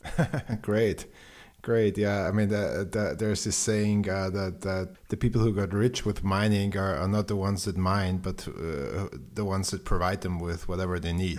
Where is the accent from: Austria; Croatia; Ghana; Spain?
Austria; I'm from Austria